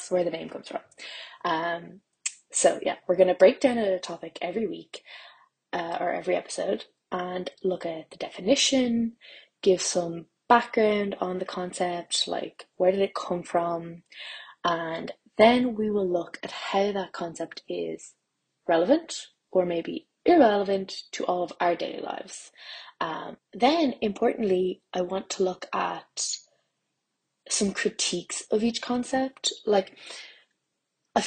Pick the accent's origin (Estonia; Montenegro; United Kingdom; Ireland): Ireland; I'm Irish and I'm a plant scientist